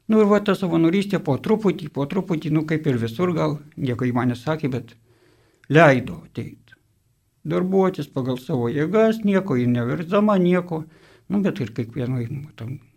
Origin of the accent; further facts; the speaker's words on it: Dzūkija, Lithuania; moved away as an adult; now in Vilnius, Lithuania; esu dzukas